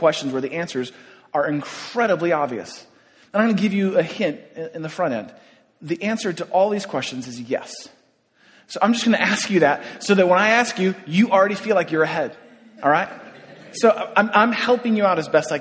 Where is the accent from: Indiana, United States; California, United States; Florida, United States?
California, United States; San Francisco; I grew up in San Francisco